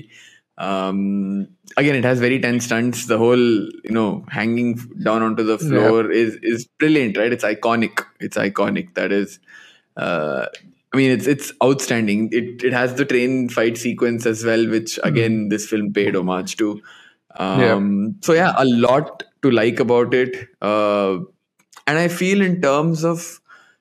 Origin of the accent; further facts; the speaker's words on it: Dubai, United Arab Emirates; moved away; I grew up in Dubai